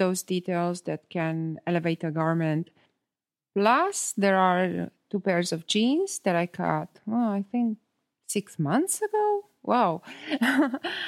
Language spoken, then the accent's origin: English; Italy; English is a second language; moved away; I come from Italy